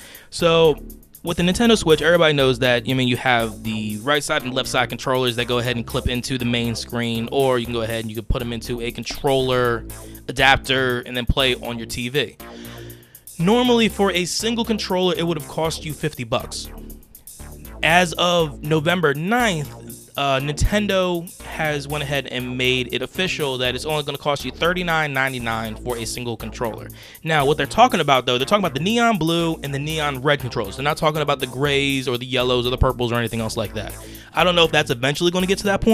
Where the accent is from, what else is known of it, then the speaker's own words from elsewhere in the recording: Philadelphia, Pennsylvania, United States; we're from Philadelphia area